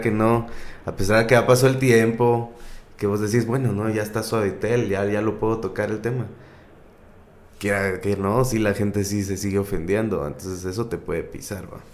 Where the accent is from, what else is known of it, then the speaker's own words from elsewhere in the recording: Guatemala; aquí como en, Guate, como comediante guatemalteco